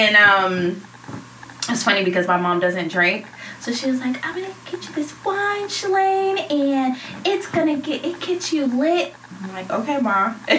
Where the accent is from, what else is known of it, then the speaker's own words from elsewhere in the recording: Boston, Massachusetts, United States; I'm not from North Carolina, from Boston, but my mom lives there.